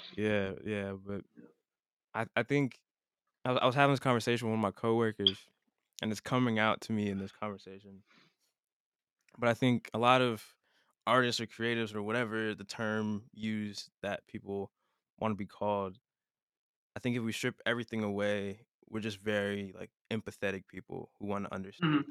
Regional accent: Broward County, Florida, United States; I'm from Broward

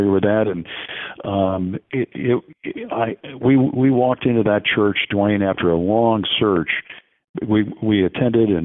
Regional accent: Pompano Beach, Florida, United States; also born or lived in Alabama / Boston, Massachusetts; I was born and raised in Pompano Beach, Florida

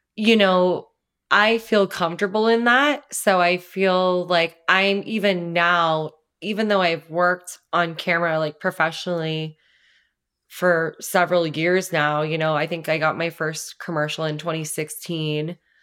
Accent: Los Angeles County, Southern California, United States; moved away as an adult; also born or lived in New York City; it's L A County, but, like, right by Orange County

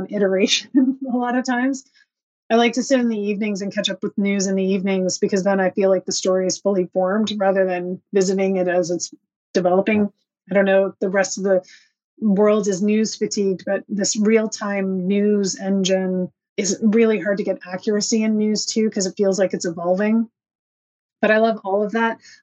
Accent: Dorchester, New Brunswick, Canada; moved away; the Dorchester Signpost in my hometown

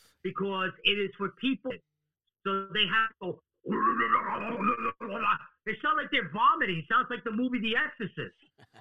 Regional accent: New York City, New York, United States; I'm from New York City. I was born in the hood, okay? And I lived in New York

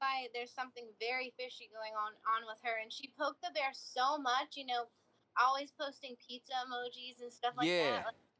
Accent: California, United States; I grew up in California, too.

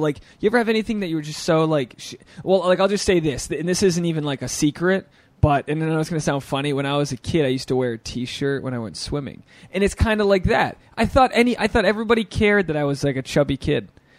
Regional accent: Rhode Island, United States; moved away; I grew up in Rhode Island.

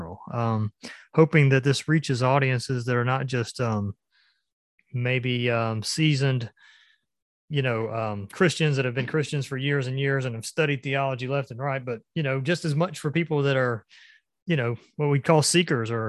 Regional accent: Gwinnett County, Georgia, United States; Gwinnett County, and I grew up in Gwinnett

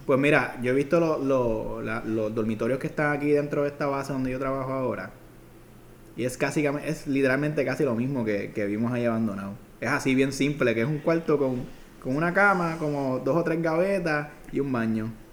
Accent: Fajardo, Puerto Rico; also born or lived in Ceiba; yo soy de Fajardo

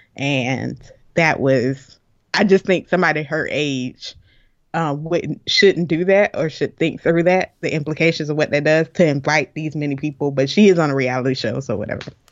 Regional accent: Florida, United States; I'm from Florida. We got hurricanes all the time

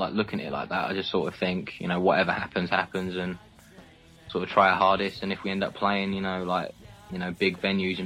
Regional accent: Essex, East of England, United Kingdom; growing up in Essex

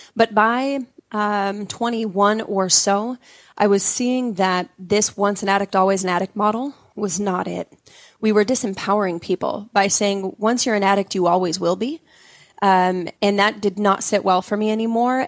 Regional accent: Utah, United States; I grew up in Utah, very, you know, culturally Mormon

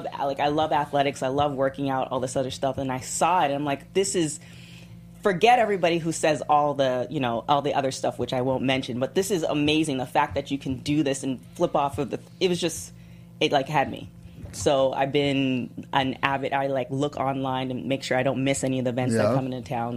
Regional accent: Toronto, Ontario, Canada; moved away; I'm from Toronto, Canada originally.

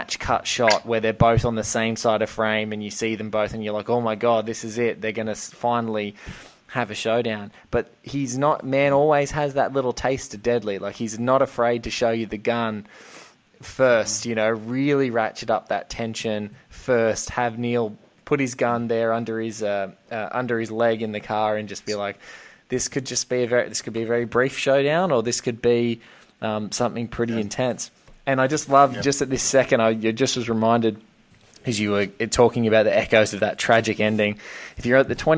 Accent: Australia; I'm from Australia. I think the widest road we have in Australia is maybe four lanes long. And what always struck me, just like being a kid from Oz

